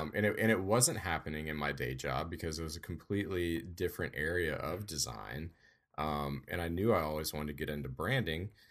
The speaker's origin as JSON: {"language": "English", "region": "Louisiana", "country": "United States", "moved": "as an adult", "lives_now": "Georgia, United States", "said": "I'm from Louisiana, and I kinda currently split time between Louisiana and Georgia"}